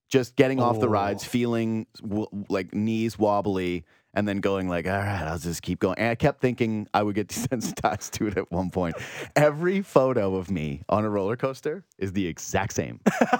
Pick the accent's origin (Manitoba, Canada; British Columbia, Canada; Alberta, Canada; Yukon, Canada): Yukon, Canada; Whitehorse; Again, I was from Whitehorse, Yukon. So whenever I would come to Ontario, or if I would go to California, that would be an event or a thing to do.